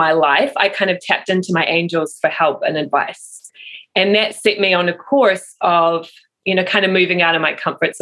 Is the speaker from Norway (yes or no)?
no; New Zealand; moved away; I am from New Zealand originally